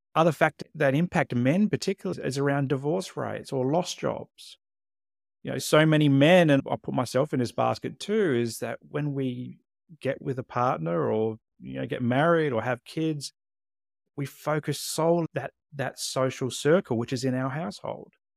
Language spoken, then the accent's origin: English; Adelaide, South Australia, Australia; moved away as an adult; also born or lived in Tasmania / Queensland / Canberra / Hobart; grew up in Adelaide, South Australia, but since two thousand six, I've lived in the Australian capital territory